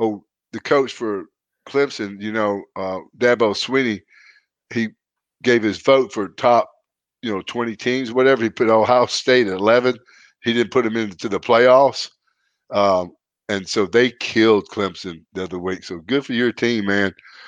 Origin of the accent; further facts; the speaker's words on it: Canada; And I'm from Canada, a wrestler.